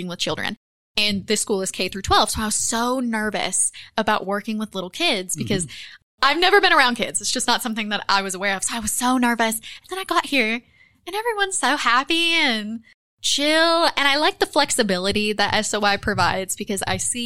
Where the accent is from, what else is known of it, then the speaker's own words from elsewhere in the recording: Johnson County, southeast Kentucky, United States; I'm from Johnson County originally, which is about an hour south of West Virginia.